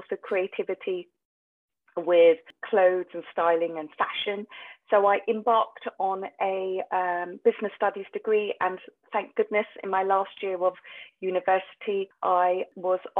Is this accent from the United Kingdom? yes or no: yes; United Kingdom; I'm a British Asian and my parents wanted me to be the stereotypical doctor